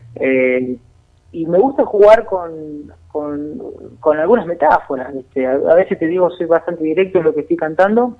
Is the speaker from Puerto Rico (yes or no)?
no; Argentina; also born or lived in La Pampa; Nosotros, como pueblo, como Argentina